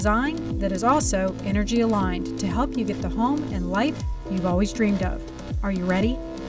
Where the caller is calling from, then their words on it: Nashville, Tennessee, United States; I am in Nashville, Tennessee.